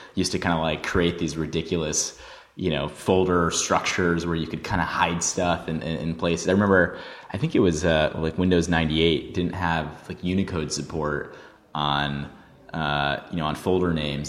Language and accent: English; New York, United States; growing up in New York